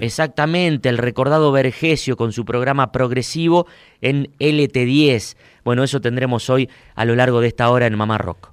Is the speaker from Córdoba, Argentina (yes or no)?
yes; Huinca Renancó, Córdoba, Argentina; born or raised there; now in Córdoba, Argentina